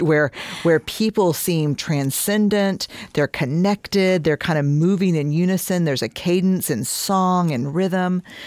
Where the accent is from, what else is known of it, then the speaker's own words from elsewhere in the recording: Houston, Texas, United States; I'm from Houston